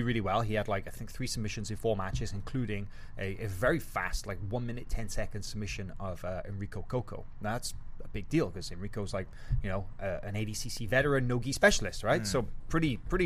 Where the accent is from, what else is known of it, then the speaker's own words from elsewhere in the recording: Wales, United Kingdom; we come from the same country. We come from Wales